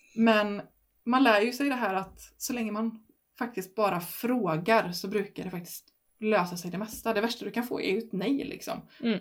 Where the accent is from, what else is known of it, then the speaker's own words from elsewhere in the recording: Stenungsund, Västra Götaland, Sweden; moved away as an adult; now in Herrljunga, Sweden; jag är från Stenungsund egentligen innan så att jag har bott från, vid kusten